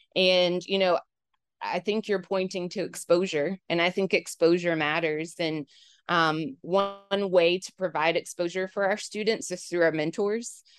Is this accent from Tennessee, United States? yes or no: yes; Knoxville, Tennessee, United States; also born or lived in Cookeville, Tennessee; now in Memphis, United States; I'm a Knoxville native